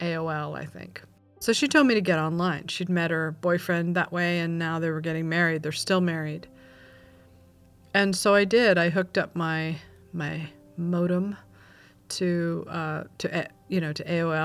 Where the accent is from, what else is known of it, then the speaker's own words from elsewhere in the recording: California, United States; also born or lived in Oxnard, California / Simi Valley, California / Ojai, California / Malibu, California; I grew up in California